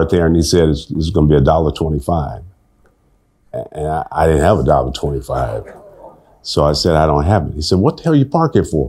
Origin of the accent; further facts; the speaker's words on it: Detroit, Michigan, United States; moved away as an adult; also born or lived in Los Angeles; I said I was from Detroit